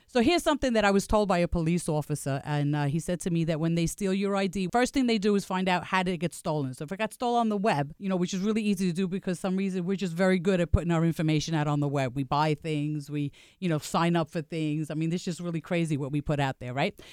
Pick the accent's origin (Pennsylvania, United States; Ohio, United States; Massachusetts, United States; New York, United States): New York, United States; New York City; I am from Staten Island, New York